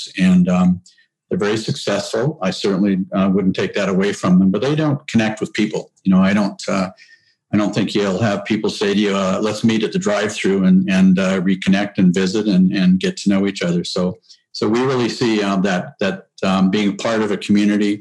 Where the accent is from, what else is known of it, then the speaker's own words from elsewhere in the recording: High River, Alberta, Canada; now in Calgary, Canada; I'm a true Southern Albertan. I was born in High River and raised in a ranching family.